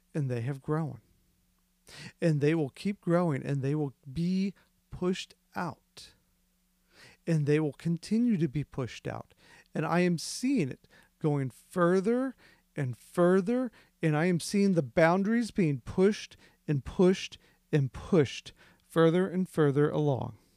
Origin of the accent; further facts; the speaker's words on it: Midwest, United States; I grew up in the Midwest.